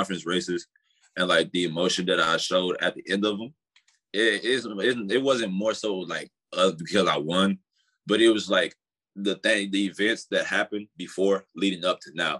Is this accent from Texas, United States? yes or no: yes; San Antonio, Texas, United States; moved away as an adult; also born or lived in Kansas; now in Texas, United States; I came from Texas. So San Antonio